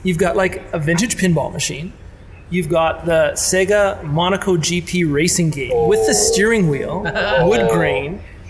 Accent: Spruce Grove, Alberta, Canada; I'm from Spruce Grove.

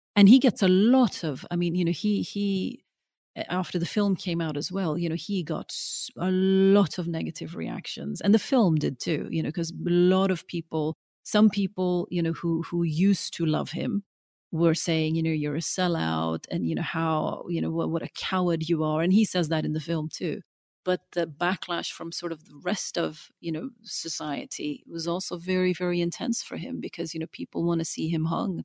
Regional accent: Norway; now in London, United Kingdom; growing up in Norway, I always felt like, you know, this strange sort of dark child in, in the sea of the blonde and the blue eyed.

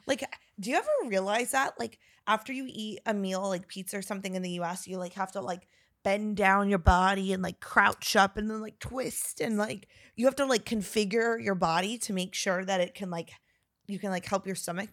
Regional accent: Northern Virginia, United States; now in Texas, United States; we're from Northern Virginia

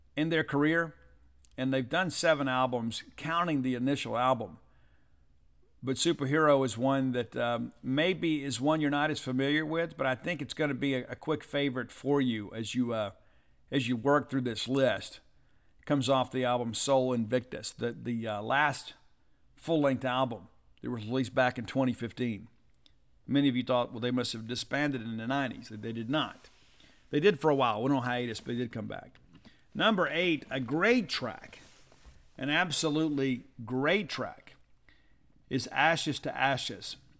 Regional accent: the South, United States; we're from the South

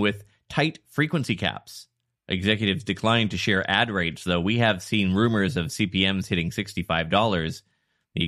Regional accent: Canada; I'm from Canada

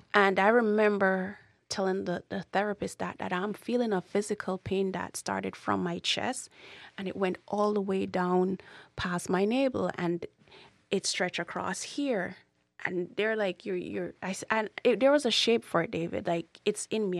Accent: Jamaica; moved away; growing up in Jamaica is, is not easy. I, I refuse to say I grew up poor in Jamaica because I didn't

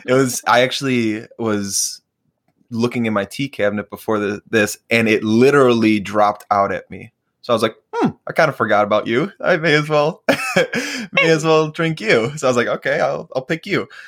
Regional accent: Chicago, Illinois, United States; now in Minneapolis, United States; I was born and raised in Chicago. So northwest suburbs

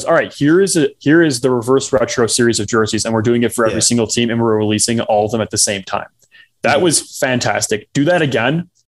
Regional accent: Chicago, Illinois, United States; my hometown team, the Blackhawks

